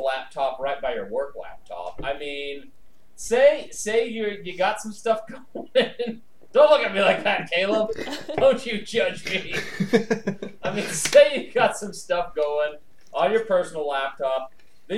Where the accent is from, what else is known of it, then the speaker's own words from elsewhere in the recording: United States; accent: American English; first language English; an American who's, you know, was brought up speaking American English